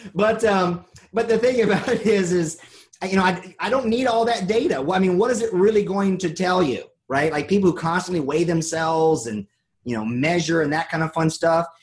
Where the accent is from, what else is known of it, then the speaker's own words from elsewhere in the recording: North Carolina, United States; I'm from North Carolina